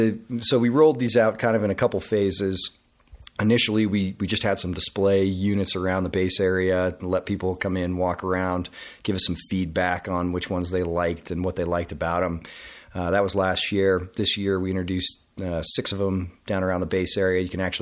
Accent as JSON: {"language": "English", "town": "Grand Junction", "region": "Colorado", "country": "United States", "said": "Marketing and Sales Director, and I'm from Grand Junction, Colorado."}